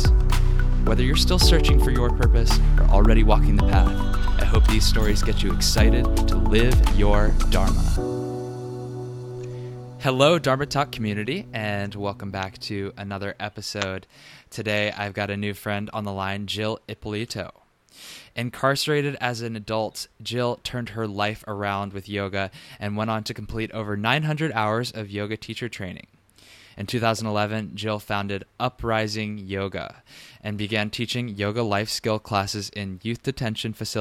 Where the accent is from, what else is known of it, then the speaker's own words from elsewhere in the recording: Richmond, Virginia, United States; now in New York, United States; we're going down to Richmond, Virginia, my hometown.